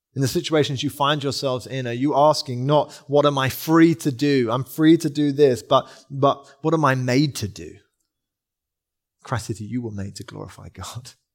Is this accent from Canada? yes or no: no; England, United Kingdom; also born or lived in London; we're English